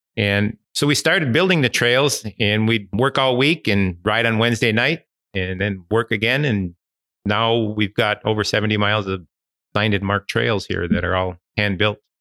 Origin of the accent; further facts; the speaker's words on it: Ishpeming / Negaunee area, Michigan, United States; I was born and raised in this area and, uh, never, never moved away.